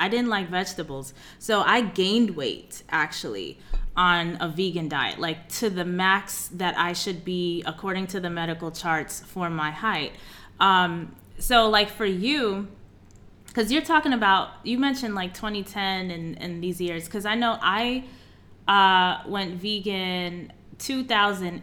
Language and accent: English; New York City, New York, United States; I'm from Queens, New York.